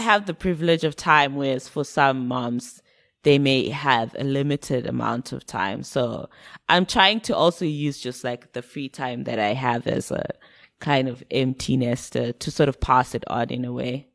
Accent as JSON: {"language": "English", "country": "Zimbabwe", "tie": "born or raised there", "also_born_or_lived": "United Kingdom", "moved": "yes", "said": "when I was growing up in Zim, I listened to a lot of UK music."}